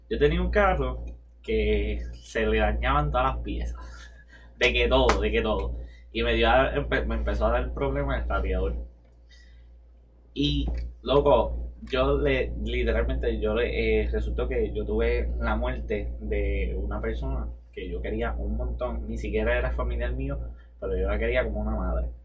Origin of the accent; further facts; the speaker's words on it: Puerto Rico; yo bajé de Mayagüez a mi pueblo que es en el norte. Norte, porque no quiero dar mucha especificación, pero es en el norte.